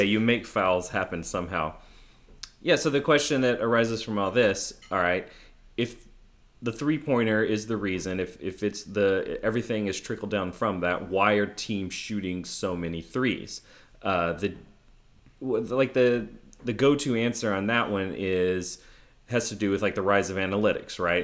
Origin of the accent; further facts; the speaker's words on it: Houston, Texas, United States; my hometown Rockets were the, the victors, like, I really loved that finals as an eleven-year-old kid